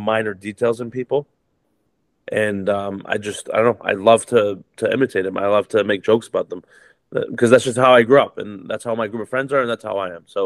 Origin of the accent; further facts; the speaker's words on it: Toronto, Ontario, Canada; I grew up in Toronto, Canada, which is one of the most diverse cities in the world